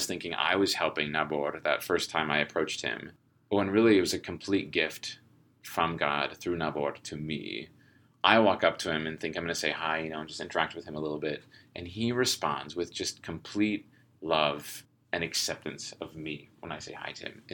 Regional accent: United States; I'm from the United States.

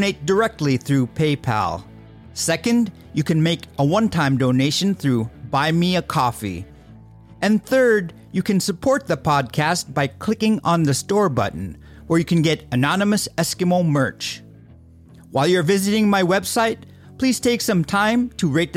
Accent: Bethel, Alaska, United States; from Bethel

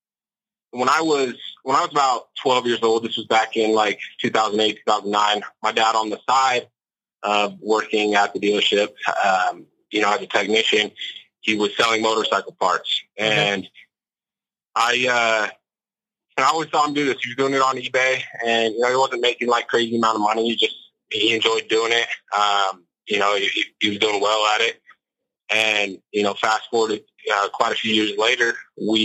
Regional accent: West Jordan, Utah, United States; I'm from Salt Lake City, Utah, more specifically a town on kind of the outskirts of Salt Lake called West Jordan. Born and raised there

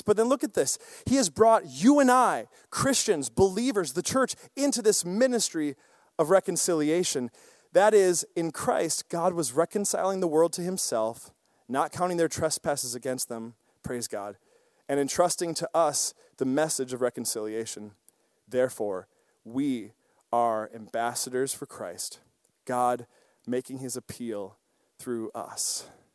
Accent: Osseo, Wisconsin, United States; I grew up in a small town, Osseo, Wisconsin

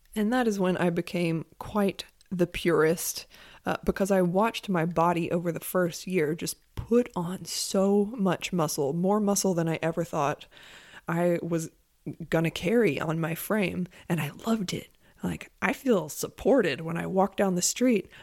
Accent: Monroe, North Carolina, United States; also born or lived in San Francisco; now in South Carolina, United States; Monroe, North Carolina, which is where I'm from

